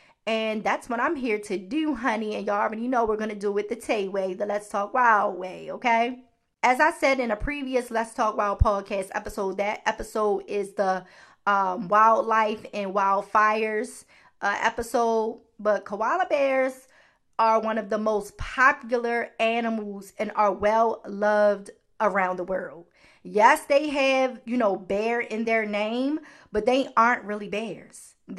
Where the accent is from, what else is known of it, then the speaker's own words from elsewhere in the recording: Baltimore, Maryland, United States; Y'all know I'm from Baltimore, honey. I say certain words differently than, you know, a lot of people in America.